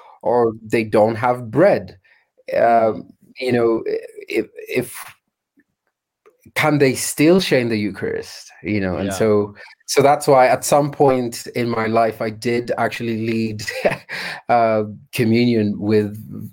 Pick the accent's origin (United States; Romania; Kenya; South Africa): Kenya; So what does being an African Christian look like? What is being a Kenyan and the a Kenyan vineyard church look like? So if we went deeper into the countryside for some of us, you'd have to walk quite far to get any bread